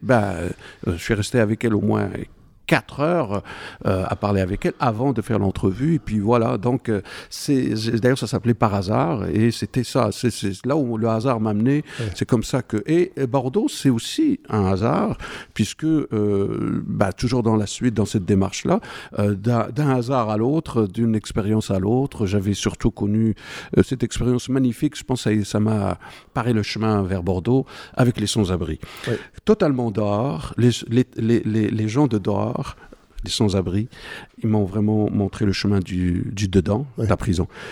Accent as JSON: {"language": "French", "country": "Morocco", "tie": "born or raised there", "moved": "as an adult"}